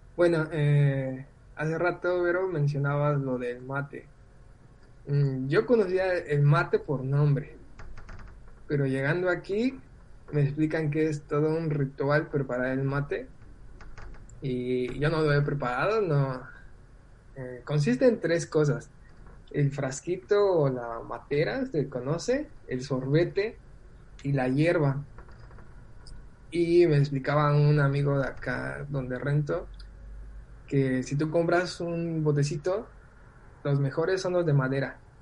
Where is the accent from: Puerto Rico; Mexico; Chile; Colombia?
Mexico; moved away as an adult; now in Argentina; dije, de México